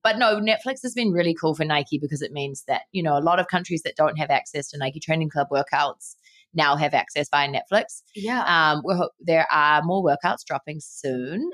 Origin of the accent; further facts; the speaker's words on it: New Zealand; growing up in New Zealand where everyone's active and works out